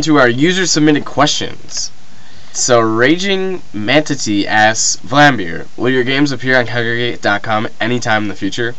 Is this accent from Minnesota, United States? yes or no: yes; Minnesota, United States; from Minnesota.